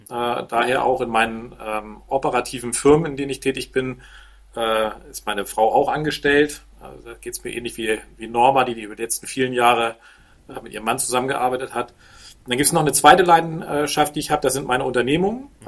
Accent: Hamburg, Germany; now in Handewitt, Germany; Ich bin gebürtiger Hamburger und seit mittlerweile ja, fast 15 Jahren Wahl- Flensburger, äh, genauer gesagt sogar Waal-Handewitter äh, in einem Vorort von Flensburg.

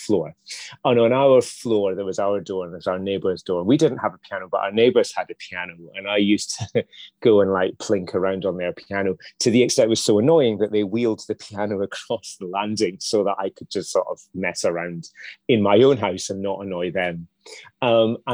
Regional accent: Dundee, Scotland, United Kingdom; we grew up in Dundee

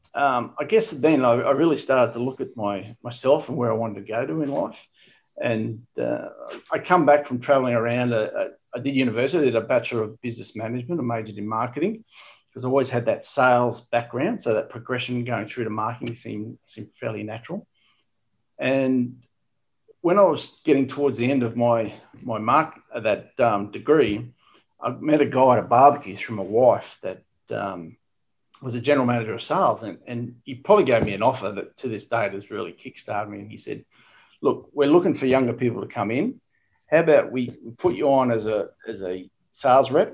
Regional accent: Ipswich, Queensland, Australia; also born or lived in Brisbane; I was born in Brisbane, but I grew up in Ipswich, actually. So okay. I went to all my schooling years was in Ipswich

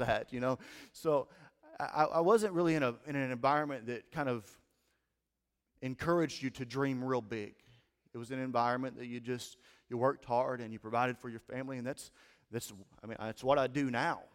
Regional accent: Steele, Missouri, United States; moved away as an adult; also born or lived in Denton, Missouri / Caruthersville, Missouri; now in Cape Girardeau, United States; I grew up in Steele, Missouri

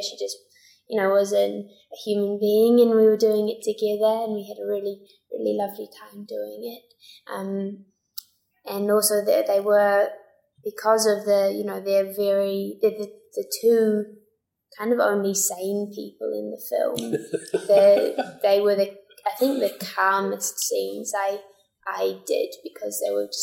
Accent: New Zealand; accent: New Zealand; I'd only use my New Zealand accent for when I got home

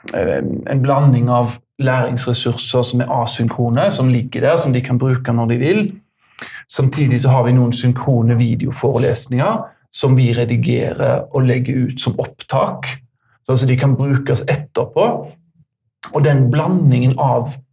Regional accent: Haugesund, Rogaland, Norway; kommer fra Haugesund

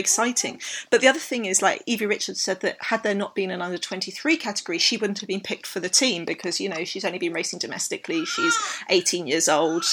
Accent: United Kingdom; I'm British

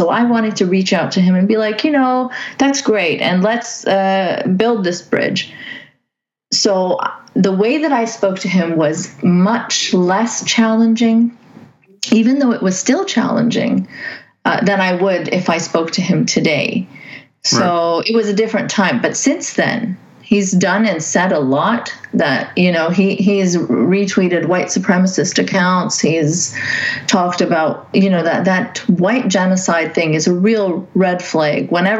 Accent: Saudi Arabia; And I grew up in Saudi Arabia. So my dad is like my secular role model. He always talked about how he disagreed with the Saudi. We're Pakistanis ethnically, so we didn't really get to mix with Saudis

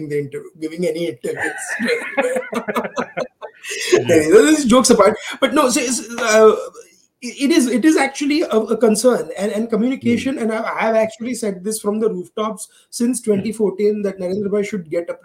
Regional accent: Gujarat, India; I come from Gujarat

